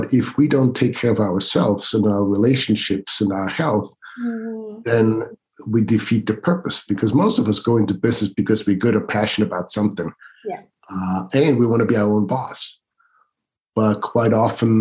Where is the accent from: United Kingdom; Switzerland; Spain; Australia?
Switzerland; moved away as an adult; now in United States; I was born and raised in Switzerland